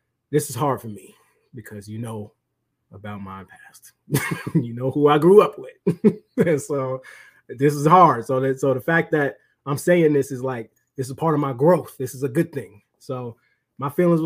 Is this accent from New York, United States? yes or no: yes; New York, United States; I'm from New York